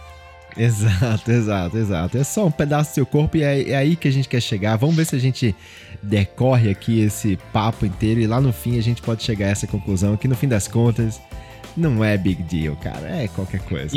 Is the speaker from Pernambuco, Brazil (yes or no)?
yes; Olinda, Pernambuco, Brazil; Eu sou nordestino, fui criado ali em Olinda, anos 80, 90 ali